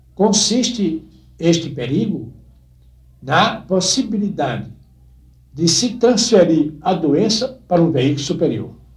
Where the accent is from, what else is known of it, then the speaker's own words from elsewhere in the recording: Northeast Brazil, Brazil; moved away; o lugar onde nasci era uma cidade, e é ainda, uma das grandes cidades do Nordeste, ou talvez a maior do interior do Nordeste brasileiro